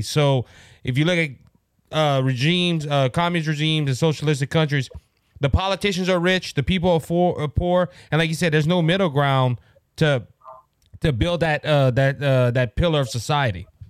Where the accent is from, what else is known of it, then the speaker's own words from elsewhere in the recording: Cajun, Louisiana, United States; I am Cajun